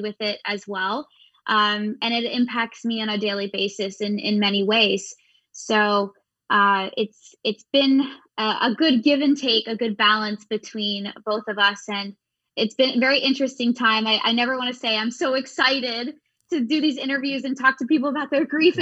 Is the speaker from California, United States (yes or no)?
no; Pennsylvania, United States; we grew up in Pennsylvania